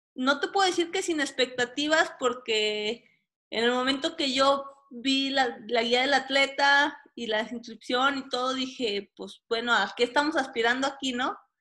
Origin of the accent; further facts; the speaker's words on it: Durango, Mexico; also born or lived in Guanajuato / Tabasco; soy originaria de Durango